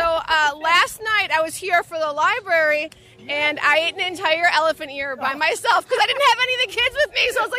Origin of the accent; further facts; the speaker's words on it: Sandwich, Illinois, United States; I'm from Sandwich, Illinois.